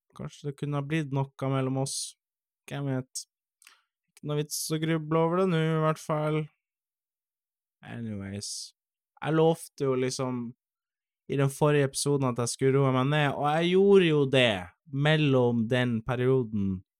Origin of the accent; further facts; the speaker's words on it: Finnmark, Norway; moved away; also born or lived in Eastern Norway; jeg vokste jo opp i Finnmark